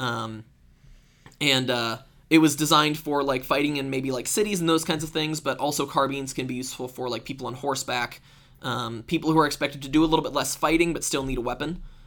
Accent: Iowa, United States; I grew up in Iowa

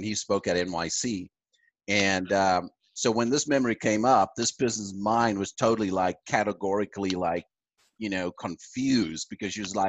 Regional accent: South Africa; moved away as an adult; also born or lived in Toronto, Canada; now in Calgary, Canada; I'm originally from South Africa

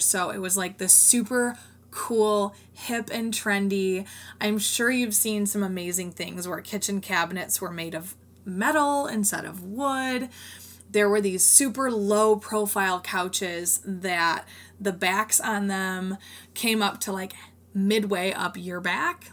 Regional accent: Rockford, Illinois, United States; since I live in the Northern Illinois area, there are tons of homes nearby and one in my hometown of Rockford.

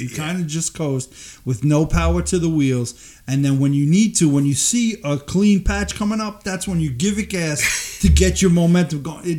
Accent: New York, United States; moved away as an adult; now in Tennessee, United States; I'm from New York.

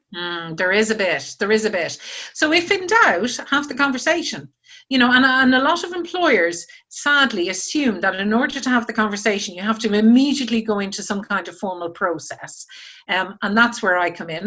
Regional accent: Ireland; moved away as an adult; now in United Kingdom; when I was starting out from university it was the 1980s, and I was coming from Ireland where you know there were no jobs, and my first job was in the UK, so I was the original immigrant

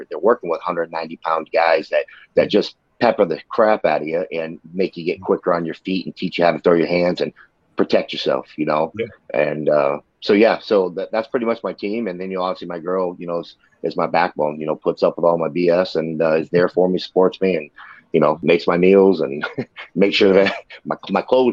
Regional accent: Ohio, United States; we're both from Ohio

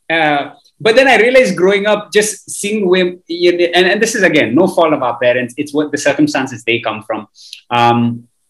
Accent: Kuwait; we grew up in Kuwait.

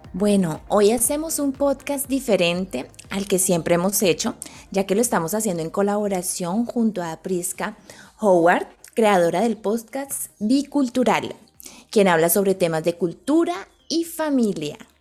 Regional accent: Bogotá, Colombia; moved away; nosotras dos somos colombianas, venimos de Bogotá, de una ciudad muy grande.

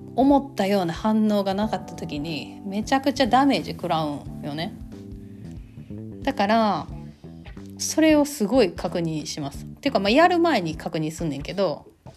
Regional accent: Kansai, Japan; accent: Kansai-ben

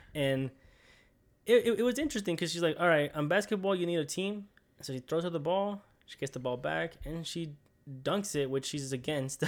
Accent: United States; We're American

